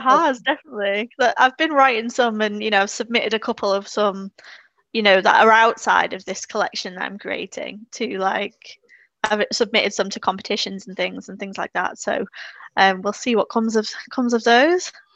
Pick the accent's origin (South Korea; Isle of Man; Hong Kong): Isle of Man; moved away as an adult; now in Hazel Grove, United Kingdom; I'm originally from the Isle of Man